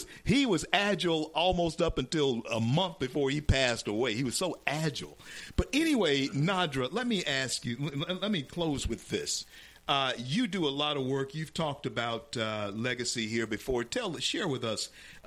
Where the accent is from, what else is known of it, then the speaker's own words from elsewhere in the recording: Louisiana, United States; moved away as an adult; now in Florida, United States; Louisiana, my home state. And I'm here in Florida.